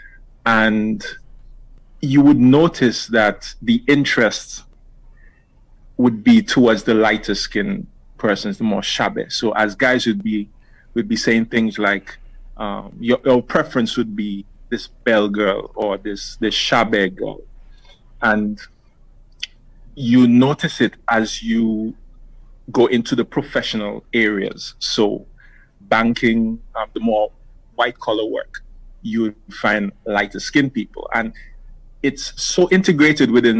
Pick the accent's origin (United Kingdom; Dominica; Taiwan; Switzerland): Dominica; now in Antigua and Barbuda; I'm from Dominica, and I spent my life between Antigua and Dominica.